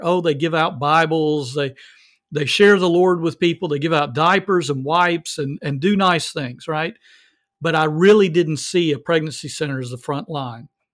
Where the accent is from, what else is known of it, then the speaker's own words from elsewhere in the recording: the South, United States; I'm from the South.